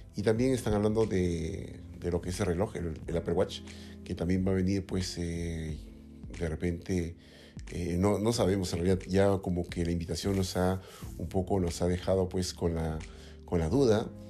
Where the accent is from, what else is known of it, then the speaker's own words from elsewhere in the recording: Lima, Peru; yo soy aquí de Lima